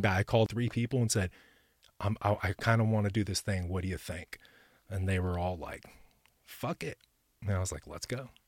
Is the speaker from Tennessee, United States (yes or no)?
yes; Ashland City, Tennessee, United States; also born or lived in Texas / Florida; now in Nashville, United States; I was born in Texas, and then around eight years old, we transplanted to Middle Tennessee